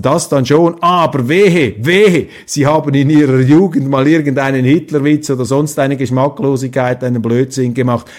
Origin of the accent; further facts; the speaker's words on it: Switzerland; ich Ihnen als Schweizer